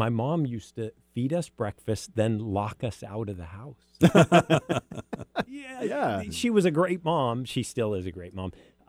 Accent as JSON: {"language": "English", "town": "Bellevue", "region": "Washington", "country": "United States", "tie": "born or raised there", "said": "Yeah, I'm a local. I was born in Overlake Hospital, actually. So I grew up on Somerset Hill."}